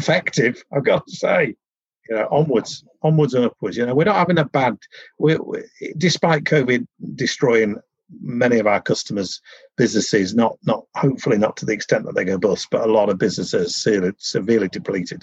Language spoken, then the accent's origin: English; Yorkshire and the Humber, United Kingdom; I'm from Yorkshire